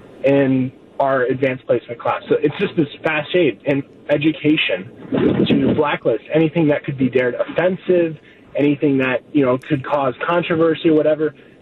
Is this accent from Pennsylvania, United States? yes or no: no; Connecticut, United States; now in Mequon, United States; I grew up in Connecticut, about 45 minutes from New York City.